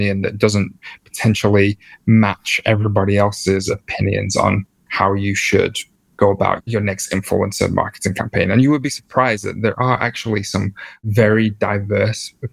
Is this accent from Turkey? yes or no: no; England, United Kingdom; also born or lived in New York; I'm from England and we get like easily embarrassed and like easily awkward.